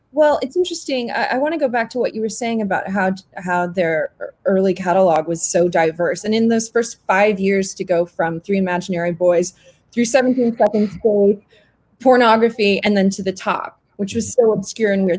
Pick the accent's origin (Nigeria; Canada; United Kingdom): Canada; I grew up in Canada